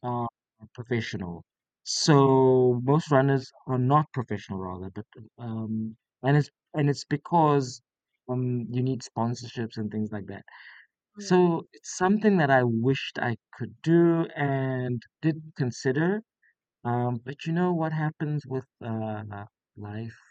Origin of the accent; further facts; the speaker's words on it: South Africa; moved away as an adult; now in Beppu, Japan; I'm from South Africa, so we have a very temperate climate